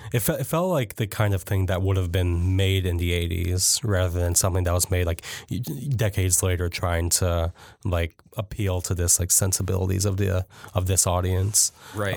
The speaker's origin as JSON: {"language": "English", "town": "Jackson", "region": "Michigan", "country": "United States", "tie": "born or raised there", "said": "I grew up in Jackson"}